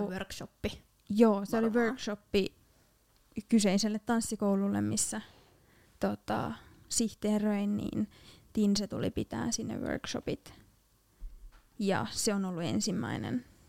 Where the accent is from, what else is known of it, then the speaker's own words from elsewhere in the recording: Loimaa, Southwest Finland, Finland; olen tuolta Loimalta kotosin